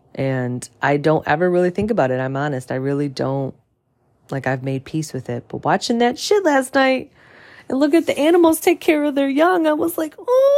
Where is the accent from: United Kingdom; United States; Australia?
United States; St. Clair Shores, Michigan; moved away; I grew up in Saint Clair's, Saint Clair Shores, Michigan, which is, you know, a, obviously a suburb of Detroit